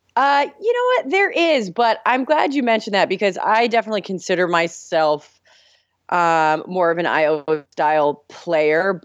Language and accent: English; Miami, Florida, United States; I am from the 305 where … is from, Miami, Florida.